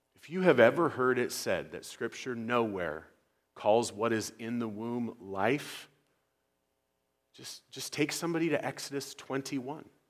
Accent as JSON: {"language": "English", "country": "United States", "said": "as Americans"}